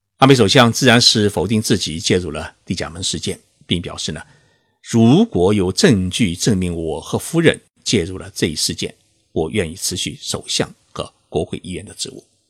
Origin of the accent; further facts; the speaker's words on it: China; now in Tokyo, Japan; 我们中国人